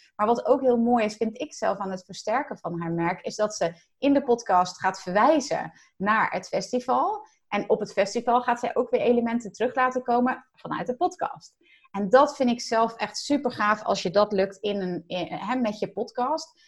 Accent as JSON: {"language": "Dutch", "region": "Zeelandic Flanders", "country": "Netherlands", "also_born_or_lived": "Rotterdam", "moved": "yes", "said": "Ik kom zelf uit Zeeland, uit Zeeuws-Vlaanderen zelfs"}